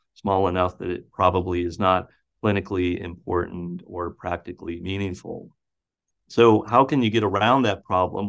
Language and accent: English; Butte, Montana, United States; now in Iowa, United States; my hometown of Butte, Montana